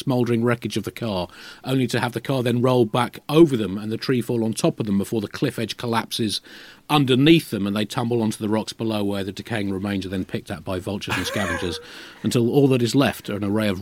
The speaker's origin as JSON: {"language": "English", "country": "United Kingdom", "said": "I'm British"}